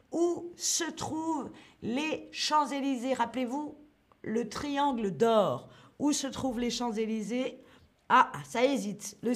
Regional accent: Paris, Île-de-France, France; Le 18e arrondissement, c'est là où j'ai grandi, c'est là où je suis née.

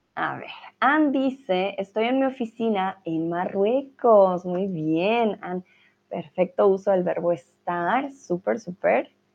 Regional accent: Colombia; now in Germany; estoy en mi hogar en Alemania, ¿vale? Pero soy de Colombia.

